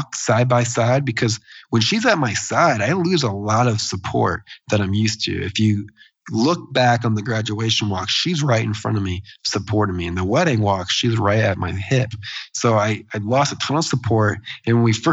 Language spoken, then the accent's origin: English; Des Moines, Iowa, United States; my hometown in Des Moines, Iowa